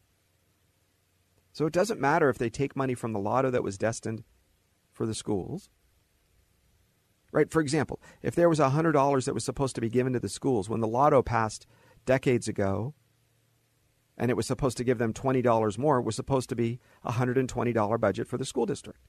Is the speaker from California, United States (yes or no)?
yes; Southern California, United States